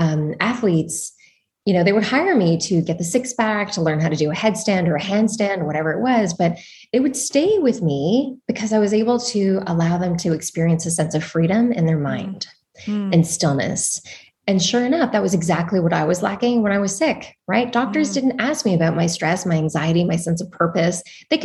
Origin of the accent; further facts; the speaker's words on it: Val-Morin, Quebec, Canada; So the one that we grew up at was in Valmarin in the mountains in Montreal, Canada.